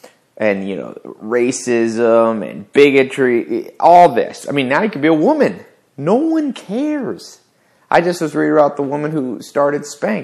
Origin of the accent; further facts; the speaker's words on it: the South, United States; I grew up in the South